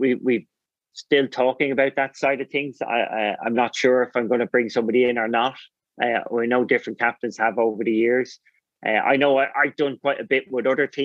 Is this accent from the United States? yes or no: no; Ireland